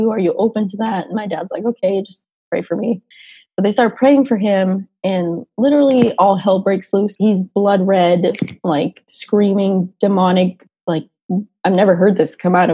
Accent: Lynn, Massachusetts, United States; I grew up in Lynn, Massachusetts, which again, 30, 35 minutes outside of Boston, but on the other side, so on the North Shore side. Um, so I grew up in Lynn, and I don't know, the Boston accent unfortunately never really stuck.

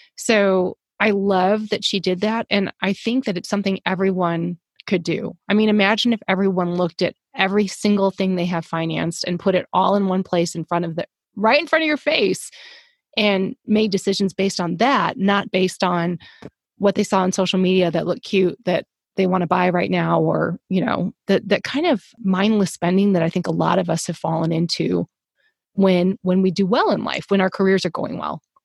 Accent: the South, United States; I'm from the South

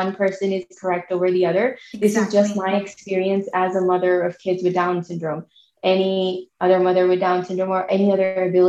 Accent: Pakistan; now in United States; I come from Pakistan

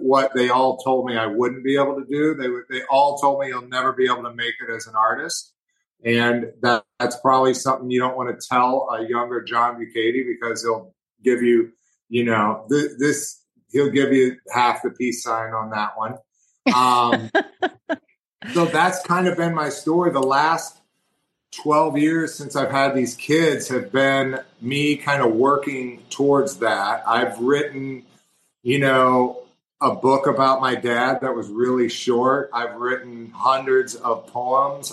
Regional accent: Missouri, United States; I'm from Missouri. I'm from the Show Me State

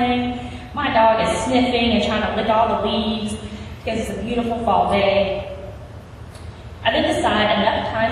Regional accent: West Virginia, United States; I was born and raised in West Virginia

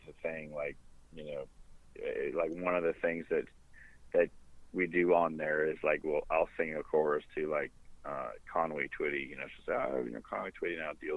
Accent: Sudbury, Ontario, Canada; moved away; my hometown, Sudbury and Valley East

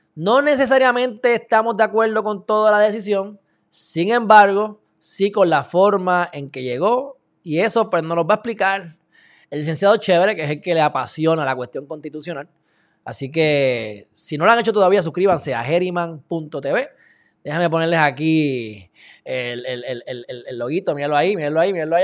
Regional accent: Puerto Rico; en el caso de Puerto Rico, que es un sitio muy rico en derecho y hasta más complejo porque tenemos dos influencias

